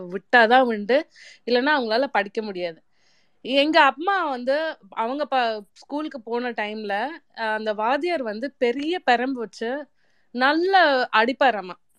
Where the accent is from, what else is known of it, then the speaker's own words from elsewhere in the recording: India; நம்ம நாட்டில்